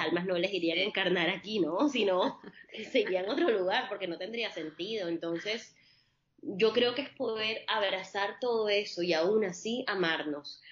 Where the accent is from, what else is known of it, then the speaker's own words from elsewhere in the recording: Barranquilla, Atlántico, Colombia; colombo-libanesa, nacida en la costa caribe colombiana, en Barranquilla, y siempre crecí en un hogar mixto